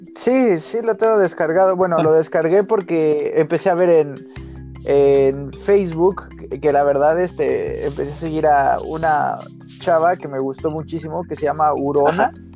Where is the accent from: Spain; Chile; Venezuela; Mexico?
Mexico; los mexicanos decimos